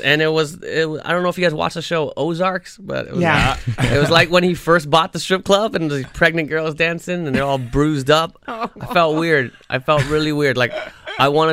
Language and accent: English; Toronto, Ontario, Canada; I grew up in Toronto